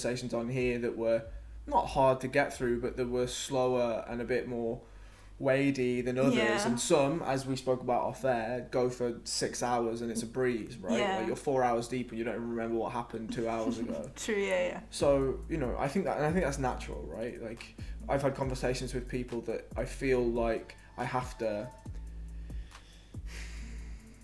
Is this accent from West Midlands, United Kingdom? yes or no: yes; Telford, West Midlands, United Kingdom; moved away as an adult; also born or lived in Wales; now in London, United Kingdom; So they moved to Telford and that's where I grew up. Telford's like 20 miles from Birmingham. Well, I spent most of my life in Telford. I was born in Wales, but when I was 3, I moved to Telford.